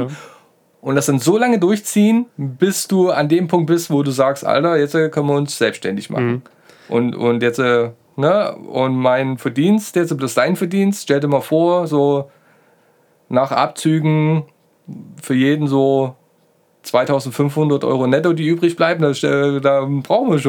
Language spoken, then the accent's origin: German; Saxony, Germany; und entschuldigt meine Aussprache, ich bin ein Sachse, der irgendwie mit einem TH hat